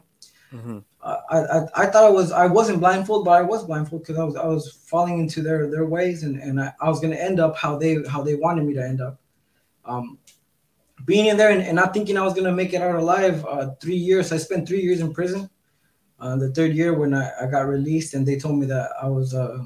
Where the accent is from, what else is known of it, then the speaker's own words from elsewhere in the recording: Southern California, United States; now in Mexico; I grew up in California, Southern California